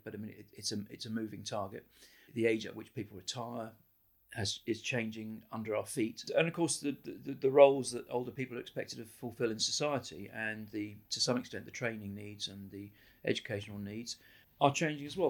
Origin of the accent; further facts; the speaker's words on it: United Kingdom; moved away as an adult; now in Ireland; I came from, as you can hear from my accent, I grew up in Britain